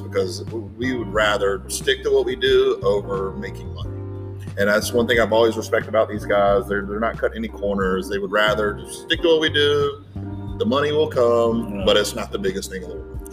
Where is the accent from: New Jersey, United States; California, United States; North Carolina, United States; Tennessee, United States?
North Carolina, United States; Charlotte; I am from Charlotte